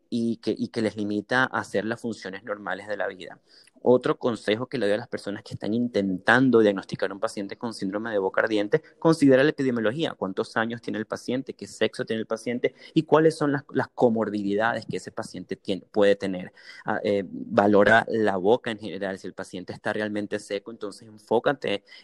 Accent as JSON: {"language": "Spanish", "town": "Caracas", "region": "Capital District", "country": "Venezuela", "lives_now": "San Antonio, United States", "said": "Leones del Caracas porque soy de Caracas."}